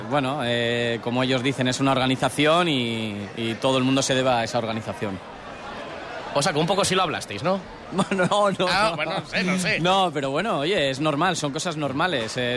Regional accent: Gijón, Asturias, Spain; yo soy de Gijón

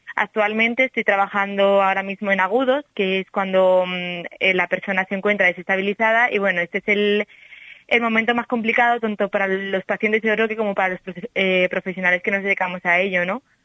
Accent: Salamanca, Castile and León, Spain; accent: salmantino; moved away as an adult; now in Seville, Spain; yo mantengo mi acento salmantino

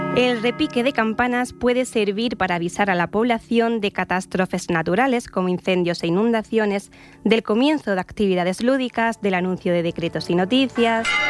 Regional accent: Córdoba, Andalusia, Spain; moved away; Yo vivía de pequeña en una plaza en Córdoba frente a una iglesia

